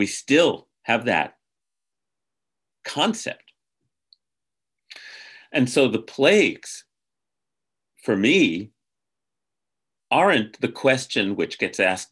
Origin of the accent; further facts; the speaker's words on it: United States; as an American